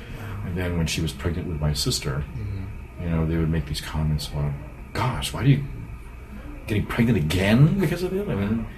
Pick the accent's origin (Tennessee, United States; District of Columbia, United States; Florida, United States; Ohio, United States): Ohio, United States; Cleveland; now in Brunswick, United States; I was born and raised in Cleveland